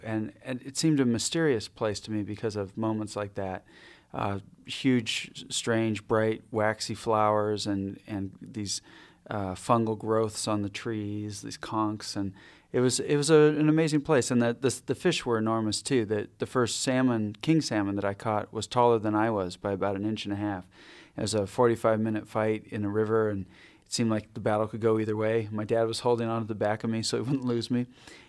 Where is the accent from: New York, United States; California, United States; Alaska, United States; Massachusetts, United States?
Alaska, United States; Ketchikan; also born or lived in Adak Island, Alaska; I was born out on the Aleutian Islands on Adak Island, and then spent my early childhood in Ketchikan in southeast Alaska, which is rainforest. It has over 230 inches of rain a year, so it rains basically every day.